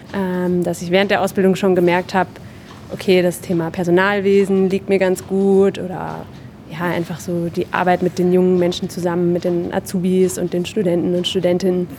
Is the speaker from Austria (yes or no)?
no; Groß-Bieberau, Hesse, Germany; now in Darmstadt, Germany; ich komme ursprünglich aus Großbiberau, ist ein relativ kleiner Ort hier äh, in der Gegend